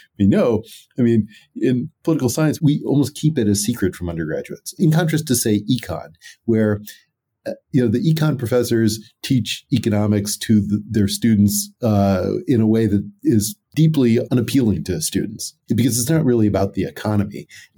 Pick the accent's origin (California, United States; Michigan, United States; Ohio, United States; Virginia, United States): California, United States; eventually went to UCLA as an undergraduate, which was only about 30 minutes away from where I grew up in the San Gabriel Valley.